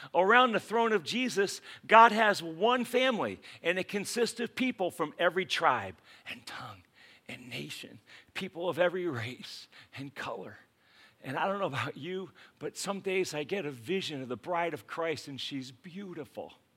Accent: United States

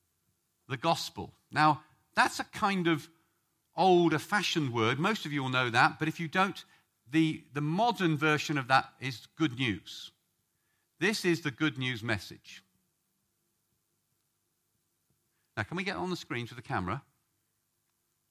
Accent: England, United Kingdom; we English

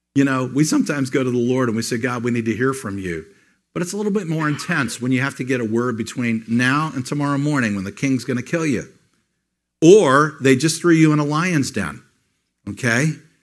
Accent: United States; As an American

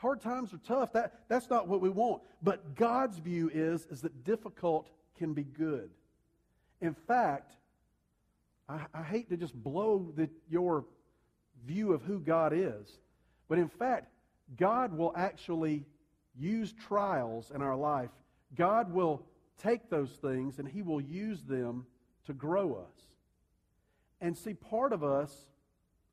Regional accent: United States; we see things as American human beings

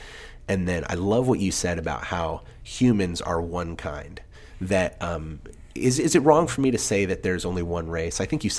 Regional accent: England, United Kingdom; I grew up in England. So my dad, I'm a military brat.

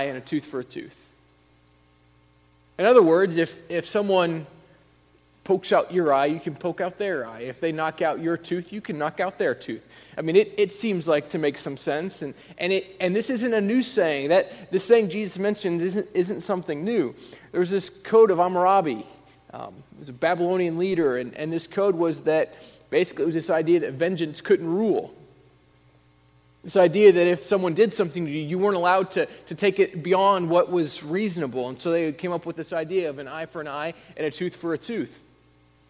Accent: Indiana, United States; moved away as an adult; also born or lived in Illinois; I grew up in Indiana

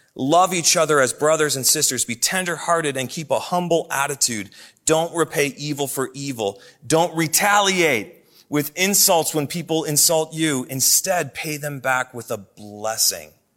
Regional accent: Oshkosh, Wisconsin, United States; moved away; when I was a kid growing up in the Midwest. I, I lived in the city of Oshkosh, Wisconsin.

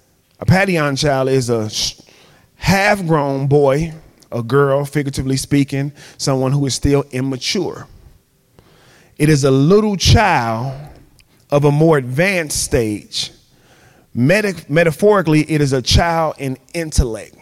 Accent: Chicago, Illinois, United States; I'm from Chicago

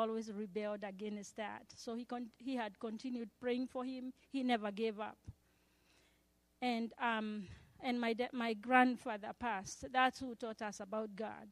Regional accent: Kenya; moved away; I had to leave school in March and go home to Kenya. My home country is Kenya

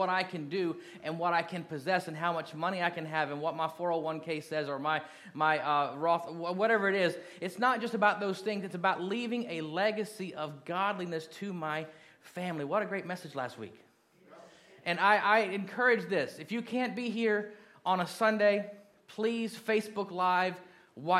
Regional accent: Kentucky, Indiana, United States; moved away as an adult; When I was 12, we moved from Kentucky to Indiana, and I lived there until I went in the Marine Corps

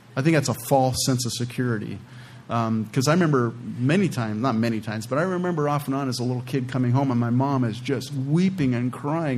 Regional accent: California, United States; moved away; I'm originally from California

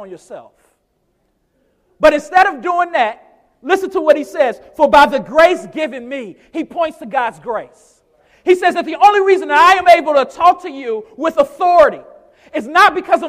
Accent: United States; especially as American Christians

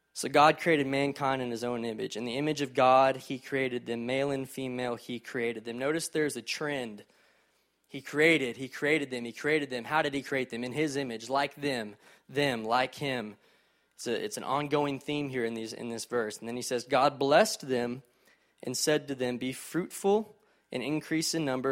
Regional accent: College Station, Texas, United States; also born or lived in Fort Worth, Texas; I grew up in College Station, Texas, home of Texas A and M

